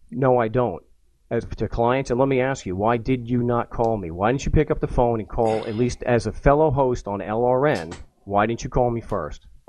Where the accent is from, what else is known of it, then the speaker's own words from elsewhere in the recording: Long Island, New York, United States; I'm a schmuck from Long Island